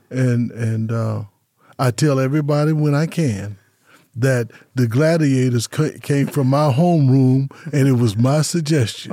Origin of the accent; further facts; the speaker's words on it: Las Vegas, Nevada, United States; born and raised in Las Vegas, nineteen fifty-two